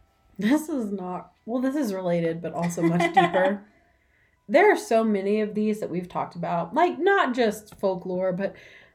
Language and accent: English; United States